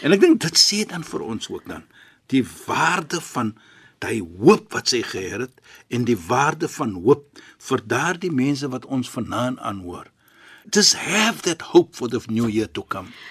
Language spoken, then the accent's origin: Afrikaans; Cape Town, Western Cape, South Africa; ek is 'n Kaapenaar